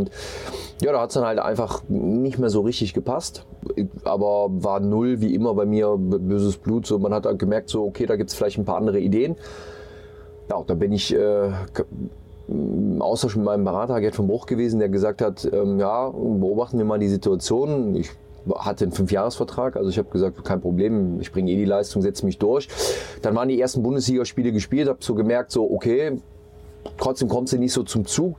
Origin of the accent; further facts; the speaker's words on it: Mönchengladbach, North Rhine-Westphalia, Germany; moved away as an adult; also born or lived in Munich / Hamburg; Ich bin in Mönchengladbach geboren, in einem kleinen Ort, ähm, habe dort im Dorfverein gespielt bei uns